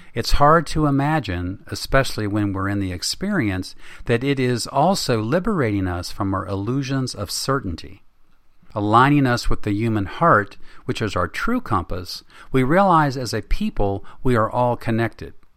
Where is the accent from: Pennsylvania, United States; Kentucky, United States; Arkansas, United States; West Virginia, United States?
West Virginia, United States; my home state of West Virginia